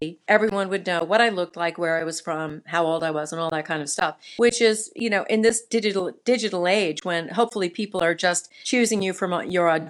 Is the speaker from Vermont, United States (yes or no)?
yes; Burlington, Vermont, United States; I was born in Burlington, Vermont